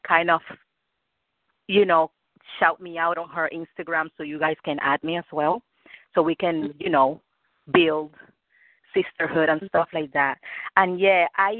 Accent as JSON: {"language": "English", "country": "Cuba", "second_language": "English", "moved": "yes", "lives_now": "Rhode Island, United States", "said": "I'm Cuban. I'm from Cuba"}